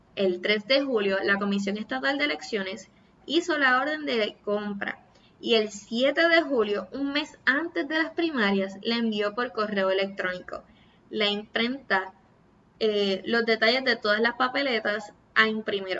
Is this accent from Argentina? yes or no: no; Puerto Rico; Soy boricua